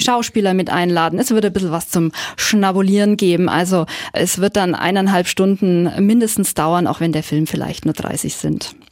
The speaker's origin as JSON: {"language": "German", "town": "Nuremberg", "region": "Bavaria", "country": "Germany", "said": "Ich bin Nürnbergerin"}